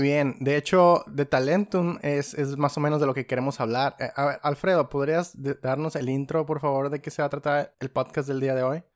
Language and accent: Spanish; Mexico; los tres somos mexicanos